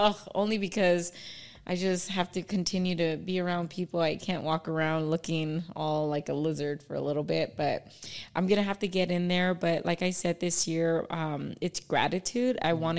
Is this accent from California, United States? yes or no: yes; Palmdale, California, United States; "Oh, I'm from Palmdale." You know, so proud.